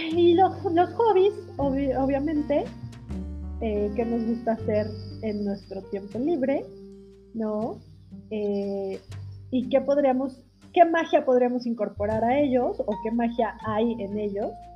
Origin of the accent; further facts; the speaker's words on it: Mexico; en México que tenemos la tradición del altar de muertos y del Día de Muertos